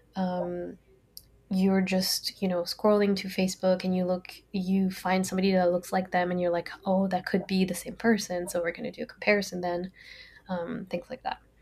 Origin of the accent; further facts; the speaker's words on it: France; English is a second language; moved away as an adult; also born or lived in Brazil / California / Dundee, Scotland; now in United States; I grew up in France. I was born in Brazil, but I grew up in France